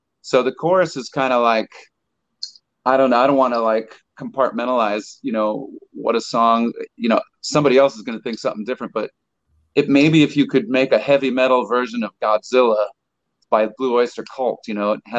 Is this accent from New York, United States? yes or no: yes; New York, United States; I grew up in New York